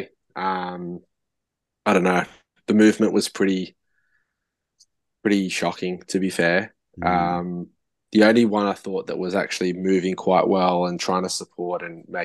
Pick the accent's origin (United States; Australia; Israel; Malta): Australia; I'm Australian